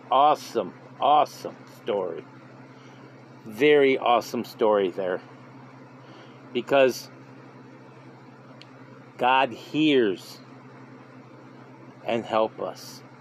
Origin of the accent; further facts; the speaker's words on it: California, United States; now in Cincinnati, United States; Growing up in California, I often went east to see my grandparents in Nebraska, attending school in New York State.